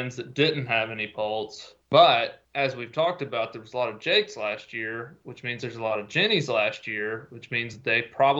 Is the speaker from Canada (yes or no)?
no; Tennessee, United States; So Tennessee, my home state